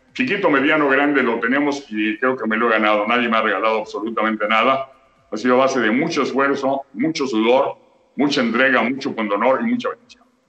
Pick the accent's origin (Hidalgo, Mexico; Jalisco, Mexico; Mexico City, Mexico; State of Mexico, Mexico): Mexico City, Mexico; also born or lived in Tampico; nací en Tampico, pero es muy niño. A, los año y medio, año, ocho meses llegué a México. Viví toda mi vida en la del Valle.